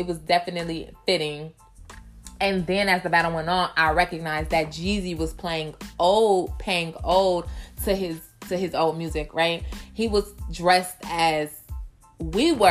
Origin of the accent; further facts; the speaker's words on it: Midwest, United States; I'm from the Midwest